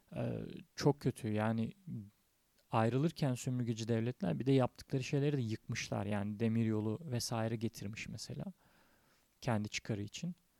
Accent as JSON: {"language": "Turkish", "country": "Turkey"}